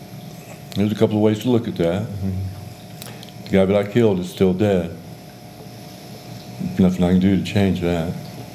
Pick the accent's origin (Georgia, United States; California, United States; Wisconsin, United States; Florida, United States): Georgia, United States; also born or lived in England / Texas; And then we came over here, and we went to Texas, where he retired out of the Air Force. And then we went to Georgia, and that's where I grew up